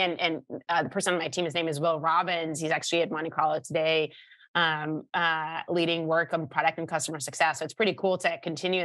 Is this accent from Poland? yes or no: no; Israel; born or raised there; moved away